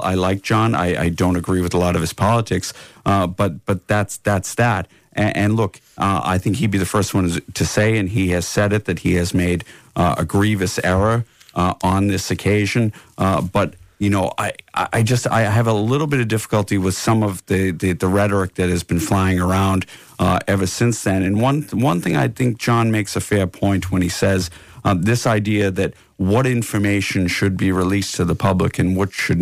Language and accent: English; United States; now in Ireland; I'm from America